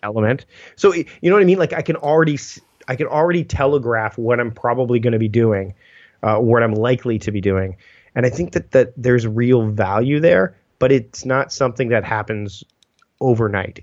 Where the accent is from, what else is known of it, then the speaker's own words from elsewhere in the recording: Canada; as a Canadian